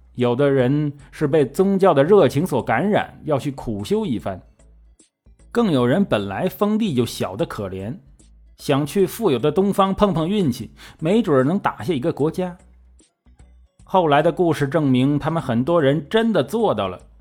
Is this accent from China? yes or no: yes; China; 这种行为在我们中国人，当然是理解不了了